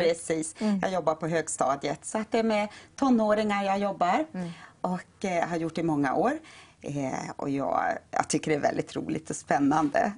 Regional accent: Norrland, Sweden; Vi är norrlänningar. Bägge två.

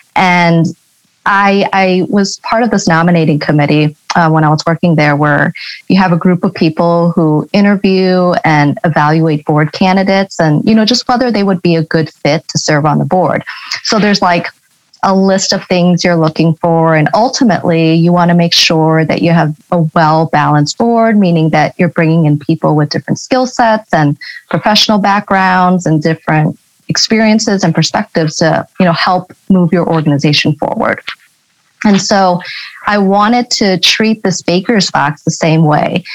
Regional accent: St. Louis, Missouri, United States; also born or lived in Hong Kong; I grew up in St. Louis, Missouri

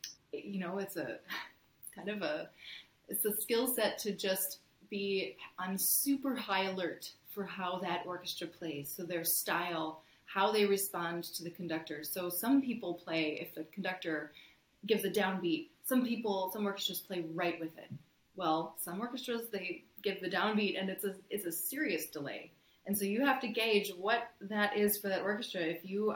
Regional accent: United States; moved away as an adult; also born or lived in Syracuse, New York; now in Ottawa, Canada

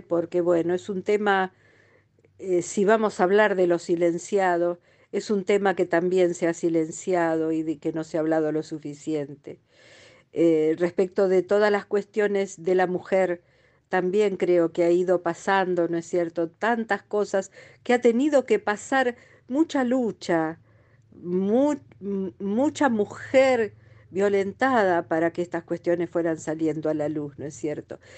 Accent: Lanús, Buenos Aires Province, Argentina; Me crié en Lanús

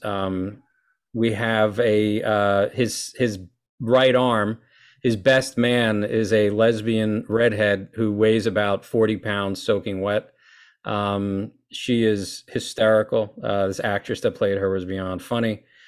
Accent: Lincoln Park, New Jersey, United States; I was born and raised in Lincoln Park, New Jersey, uh, by Wayne

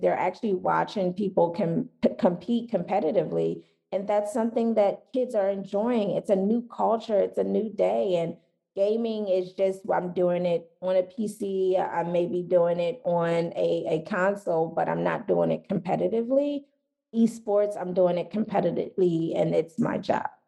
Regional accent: Philadelphia, Pennsylvania, United States; I'm from Philadelphia

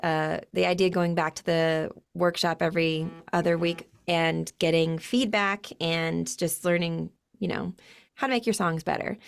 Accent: Utah, United States; I'm born and raised in Utah.

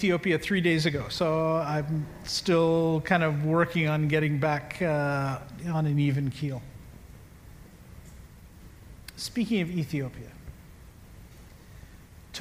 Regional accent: Canada; I'm a Canadian

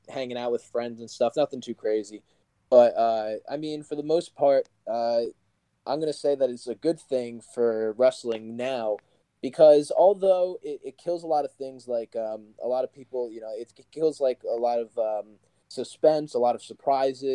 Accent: New Jersey, United States; I'm from New Jersey

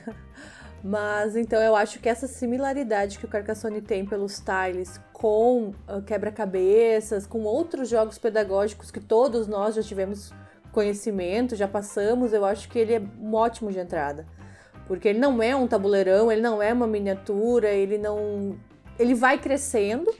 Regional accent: Gaúcho, Rio Grande do Sul, Brazil

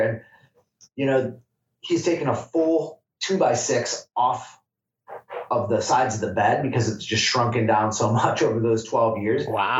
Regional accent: Michigan, United States; moved away as an adult; now in Humboldt, United States; I'm from Michigan originally

